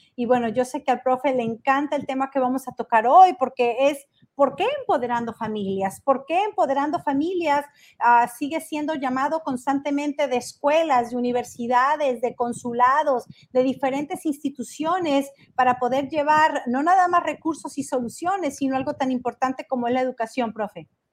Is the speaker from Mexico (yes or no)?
yes; Tecolotlán, Jalisco, Mexico; now in Los Angeles, United States; desde mi pueblo natal, desde Tequesquitlán, Jalisco, donde crecí, donde me vieron correr por las calles de este pueblo